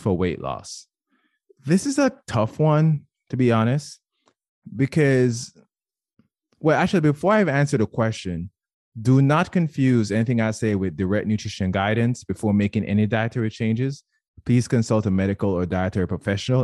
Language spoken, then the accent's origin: English; Jamaica; moved away; I was born and raised in Jamaica, and I, I know for sure whenever I go home